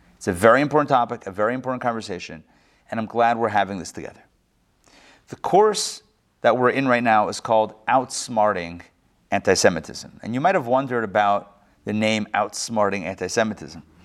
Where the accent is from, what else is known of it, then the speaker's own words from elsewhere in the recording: Pittsburgh, Pennsylvania, United States; moved away; I grew up in Pittsburgh